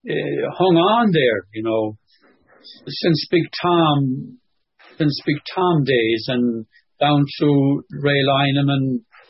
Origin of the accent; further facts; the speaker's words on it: Connemara, Connacht, Ireland; accent: Connemara; moved away as an adult; also born or lived in London, United Kingdom; my Connemara accent and Connemara Gaeilge